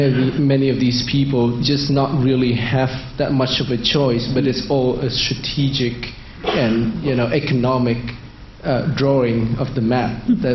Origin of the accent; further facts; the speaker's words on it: Vietnam; moved away; I'm from Vietnam.